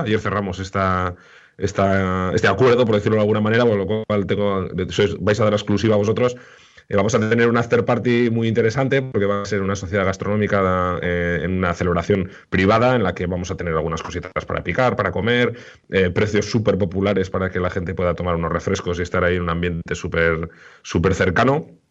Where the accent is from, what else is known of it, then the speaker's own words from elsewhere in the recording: Irún, Basque Country, Spain; en Guipúzcoa y en concreto en mi pueblo, en Irún